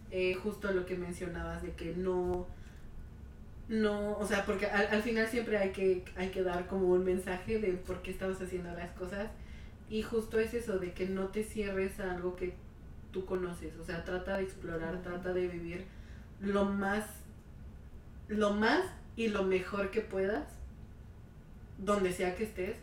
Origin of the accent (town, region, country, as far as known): Mexico; moved away